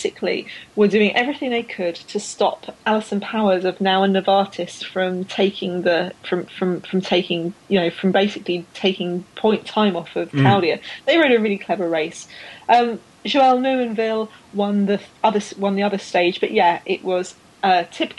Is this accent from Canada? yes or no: no; United Kingdom; I'm British